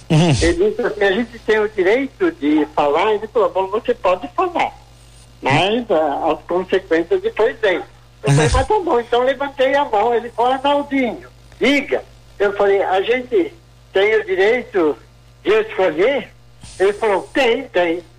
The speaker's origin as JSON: {"language": "Portuguese", "region": "São Paulo", "country": "Brazil", "tie": "born there", "said": "toda aquela região Santana, Sim. a região da qual eu faço, fazia parte, onde nasci."}